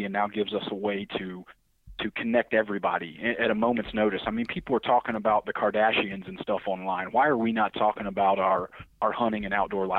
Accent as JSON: {"language": "English", "region": "the South", "country": "United States", "moved": "yes", "lives_now": "Pittsfield, United States", "said": "I'm from the South"}